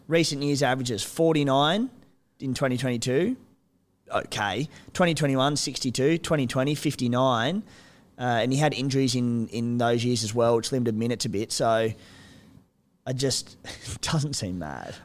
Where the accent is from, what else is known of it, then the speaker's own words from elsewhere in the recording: Cooma, New South Wales, Australia; moved away; I'm from Cooma